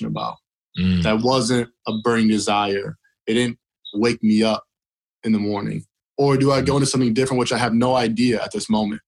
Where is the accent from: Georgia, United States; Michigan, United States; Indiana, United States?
Indiana, United States; Elkhart; I was born and raised in Elkhart, Indiana